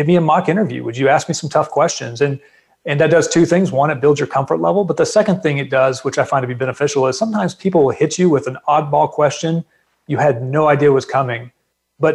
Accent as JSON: {"language": "English", "town": "Fort Worth", "region": "Texas", "country": "United States", "tie": "born or raised there", "also_born_or_lived": "Japan / Norfolk, Virginia / Washington, D.C.", "moved": "as an adult", "said": "growing up in Dallas-Fort Worth, I'd been exposed. We had an Air Force base here called Carswell Air Force Base"}